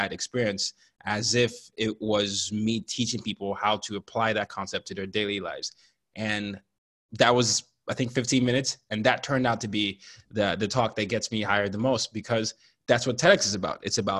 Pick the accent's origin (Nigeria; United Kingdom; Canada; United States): Nigeria; So I'm a Nigerian, and I grew up in 5 countries and 4 continents by the time I was 17.